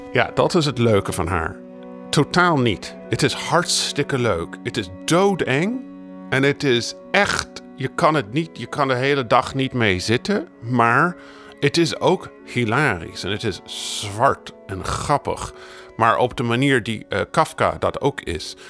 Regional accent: United States; Ik ben in de Verenigde Staten opgegroeid

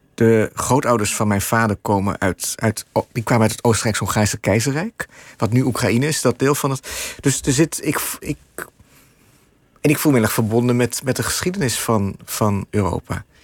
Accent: Netherlands; moved away as an adult; now in New York, United States; ik ben een Nederlander met een card

